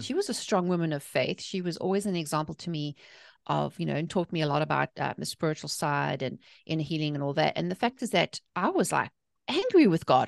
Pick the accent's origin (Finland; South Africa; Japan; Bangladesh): South Africa; accent: South African; moved away as an adult; now in North Carolina, United States; I'm originally from South Africa, hence the accent, but I live in the, in the, the good old South in North